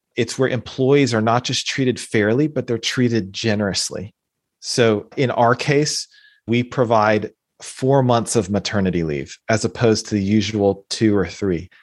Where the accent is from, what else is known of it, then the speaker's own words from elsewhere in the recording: United States; being born and growing up, growing up in the United States